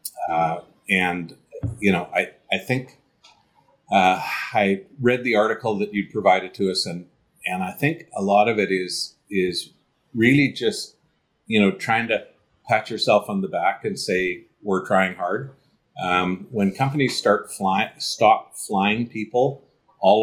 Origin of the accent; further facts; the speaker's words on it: Canada; as a Canadian